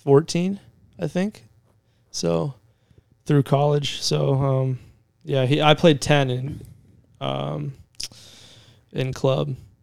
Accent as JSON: {"language": "English", "town": "Springfield", "region": "Ohio", "country": "United States", "tie": "born or raised there", "said": "I grew up around Springfield, Ohio."}